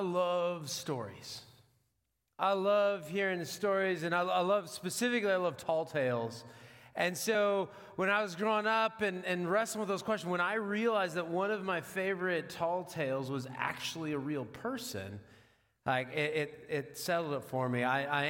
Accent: Washington, United States; now in Dubuque, United States; I'm from Washington. Like our state rivalry football game is the Apple Cup

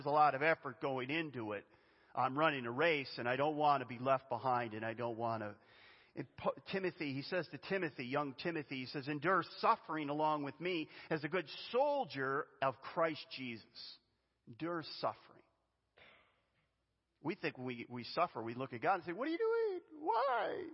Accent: Western New York, United States; I grew up in Western New York

